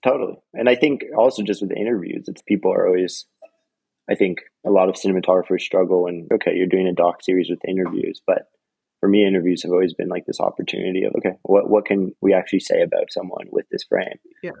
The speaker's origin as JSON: {"language": "English", "town": "Toronto", "region": "Ontario", "country": "Canada", "tie": "born or raised there", "moved": "yes", "lives_now": "Los Angeles, United States", "said": "So I grew up in, in Toronto, Canada, and which was a really beautiful and wonderful and diverse place to grow up."}